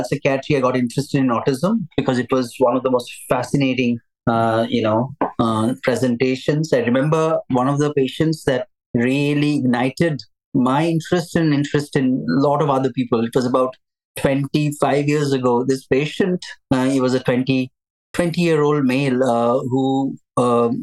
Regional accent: India; moved away; I'm from India. I trained to be a psychiatrist in India

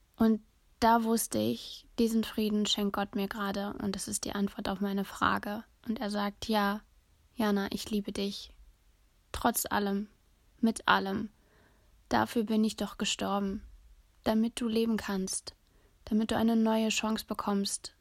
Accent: Germany; ich bin Deutsche

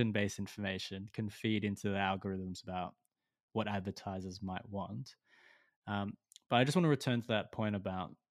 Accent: Australia; as an Australian

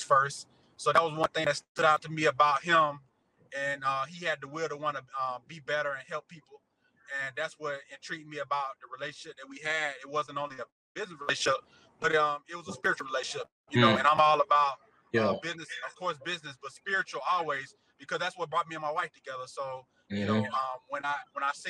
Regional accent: Atlanta, Georgia, United States; also born or lived in Chicago, Illinois; I really claim Atlanta because I've been here most of my life, but I was just born there.

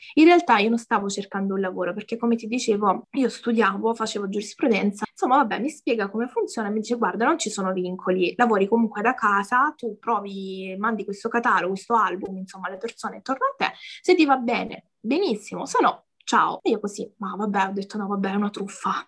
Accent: a small village in the province of Lecce, Apulia, Italy; Vengo da, da, da Lecce, in realtà da un, paes- da un paesino proprio piccolo piccolo in provincia

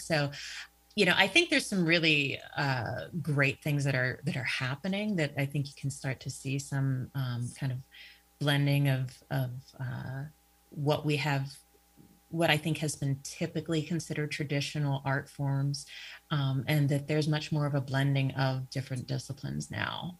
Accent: Pittsburgh, Pennsylvania, United States; moved away as an adult; now in Erie, United States; I'm originally from Pittsburgh. Uh, that's that's where I was uh, born and raised, um, hometown

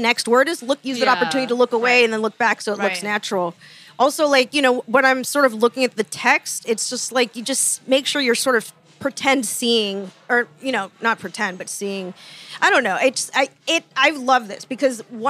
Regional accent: Fort Myers, Florida, United States; moved away as an adult; now in Los Angeles, United States; I was born and raised in Florida

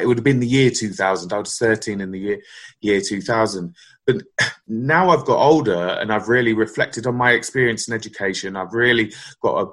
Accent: Northampton, East Midlands, United Kingdom; born or raised there; also born or lived in West London

